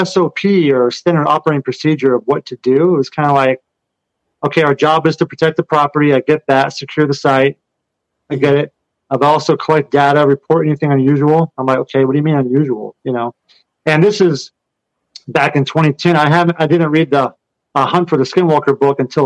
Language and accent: English; Kansas, United States; moved away; I'm from Kansas and grew up on a farm where we had horses